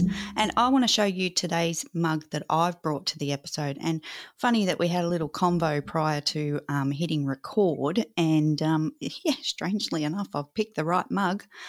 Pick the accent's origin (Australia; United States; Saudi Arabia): Australia; I'm so Aussie-bound